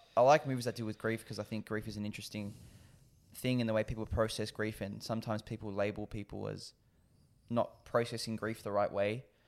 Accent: Australia; as an Aussie

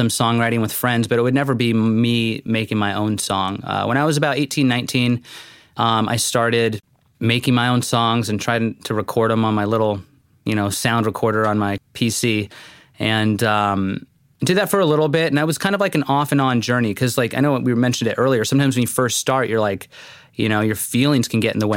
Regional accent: Las Vegas, Nevada, United States; moved away as an adult; also born or lived in Fullerton, California / Corpus Christi, Texas; now in San Diego, United States; Las Vegas, Nevada. Born and raised there

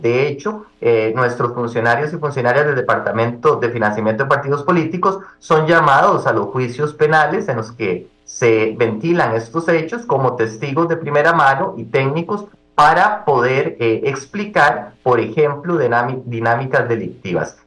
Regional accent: Costa Rica; diputados como costarricenses, que somos todos

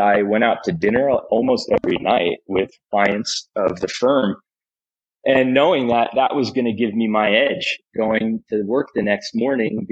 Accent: Wall Township, New Jersey, United States; now in Williamsburg, United States; I grew up in Jersey, and when I was in third grade

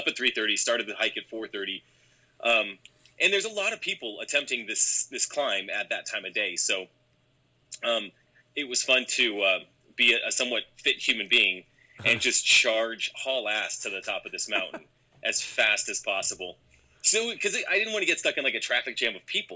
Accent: Colorado, United States; I grew up in Colorado. I'm a native of Colorado, so I've always been here.

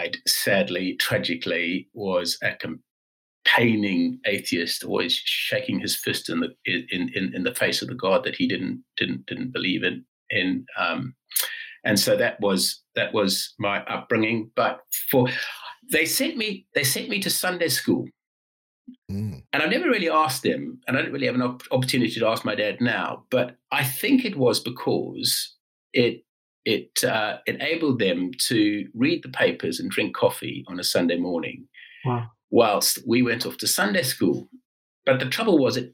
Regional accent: South Africa; accent: South African; moved away as an adult; also born or lived in London, United Kingdom; now in Newcastle, United Kingdom; So the accent is South African, and that is because I was brought up in South Africa.

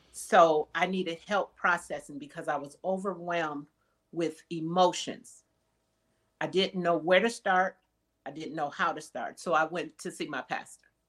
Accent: Wisconsin, United States; moved away; I'm originally from Wisconsin

